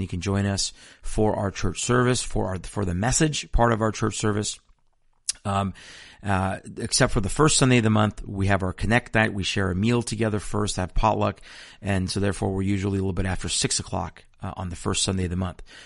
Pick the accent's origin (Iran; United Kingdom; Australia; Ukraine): Iran; moved away; I'm from Iran. I was born in a nation that is an avowed enemy of Israel